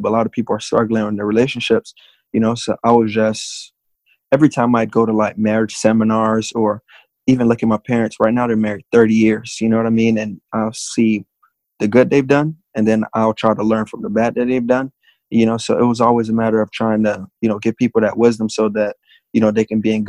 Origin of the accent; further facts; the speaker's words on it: Miami, Florida, United States; born and raised in Miami